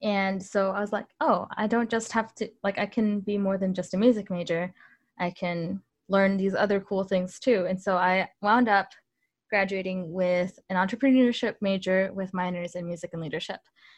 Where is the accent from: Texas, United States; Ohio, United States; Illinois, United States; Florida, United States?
Illinois, United States; also born or lived in Mexico; So I grew up in Northern Illinois. I moved around a lot when I was really young. I went to 8 different schools by the time I was in 8th grade, just to give you an idea. And some of those schools were in Mexico.